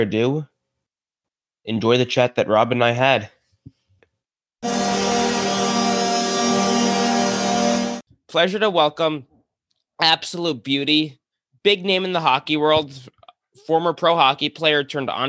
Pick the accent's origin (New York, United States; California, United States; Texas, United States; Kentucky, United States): New York, United States; New Rochelle; I'm from New Rochelle, just outside the city